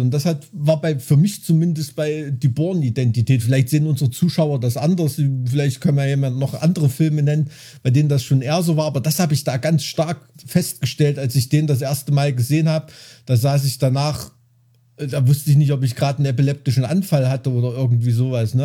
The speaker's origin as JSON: {"language": "German", "region": "Thuringia", "country": "Germany", "said": "bei uns in Thüringen"}